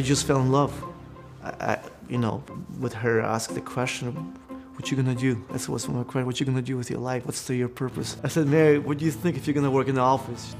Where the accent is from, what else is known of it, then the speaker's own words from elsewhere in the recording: Belarus; English is a second language; moved away; I was born in Belarus, between Poland and Russia